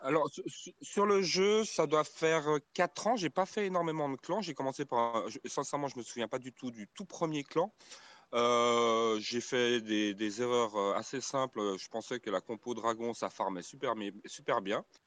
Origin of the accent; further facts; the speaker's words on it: Switzerland; moi-même je suis de Suisse.